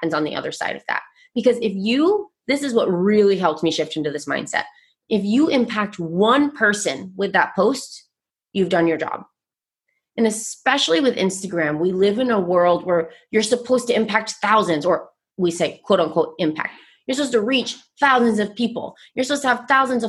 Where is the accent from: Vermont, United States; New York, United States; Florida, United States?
Vermont, United States; I grew up, born and raised in Vermont, which is a very primarily white state